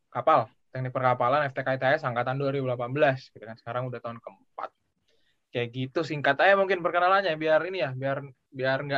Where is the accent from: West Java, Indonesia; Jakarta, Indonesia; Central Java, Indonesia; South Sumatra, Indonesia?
South Sumatra, Indonesia; Palembang; also born or lived in Pontianak; now in Mokpo, South Korea; Aku asal dari Palembang. Dulu sempet juga berapa bulan tuh pindah ke Pontianak gitu kan sebelum berangkat ke Korea Selatan ini.